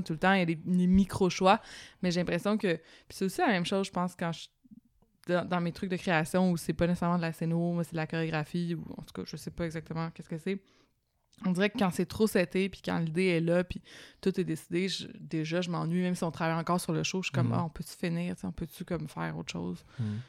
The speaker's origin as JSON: {"language": "French", "town": "Laval", "region": "Quebec", "country": "Canada", "tie": "born or raised there", "said": "je viens de Laval"}